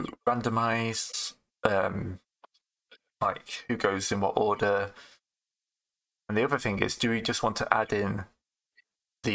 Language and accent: English; England, United Kingdom; I'm English